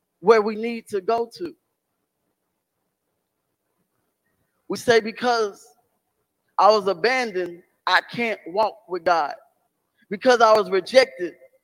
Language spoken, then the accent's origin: English; Beaumont, Texas, United States; moved away as an adult; also born or lived in Chicago; Beaumont's my hometown